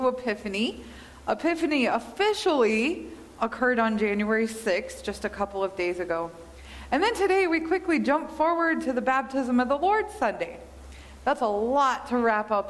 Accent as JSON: {"language": "English", "region": "Kansas", "country": "United States", "tie": "born or raised there", "moved": "yes", "lives_now": "Montana, United States", "said": "Growing up in Kansas, we have shorter winters or shorter days during the winter"}